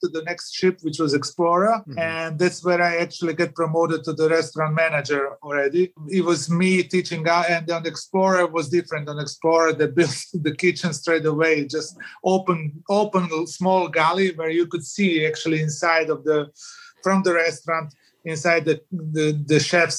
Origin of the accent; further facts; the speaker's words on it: Croatia; I was from Croatia.